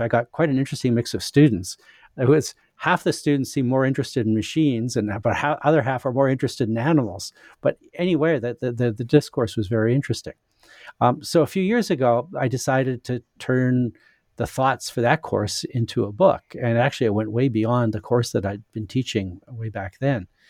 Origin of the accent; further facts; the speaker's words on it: Saskatchewan, Canada; moved away; also born or lived in United States / England; I'm, uh, Canadian. I was born in Saskatchewan in Western Canada, but I've lived a lot of places.